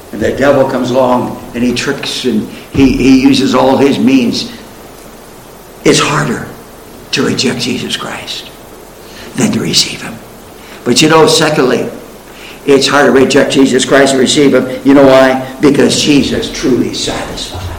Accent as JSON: {"language": "English", "town": "Spokane", "region": "Washington", "country": "United States", "tie": "born or raised there", "said": "I was in Spokane, Washington, my hometown. I'm a Westerner. I was raised out in Washington State"}